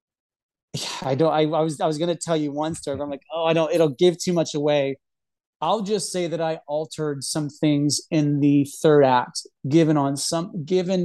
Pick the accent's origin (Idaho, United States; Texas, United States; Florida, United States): Texas, United States; I grew up in Texas in the Bible Belt.